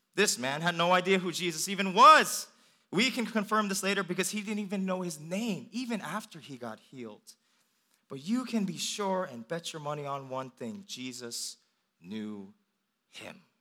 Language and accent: English; Northern Virginia, United States; also born or lived in Richmond, Virginia; when I come back home, um, I'm driving from Richmond to Northern Virginia